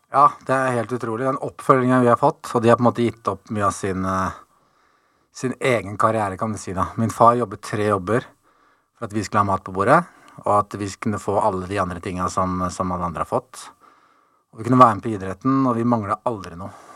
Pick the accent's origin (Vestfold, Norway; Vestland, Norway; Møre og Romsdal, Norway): Vestfold, Norway; Tønsberg; moved away as an adult; Jeg ble født i Tønsberg